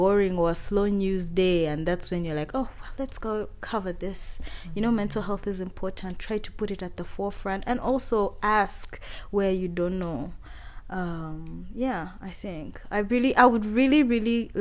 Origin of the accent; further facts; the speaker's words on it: Kabale, Western Region, Uganda; English is a second language; I'm from Kabale, you find the whole hill is your dad and his siblings and their children